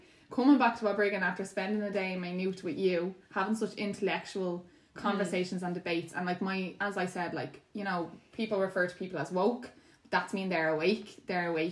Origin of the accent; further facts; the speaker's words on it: Ireland; growing up in Ireland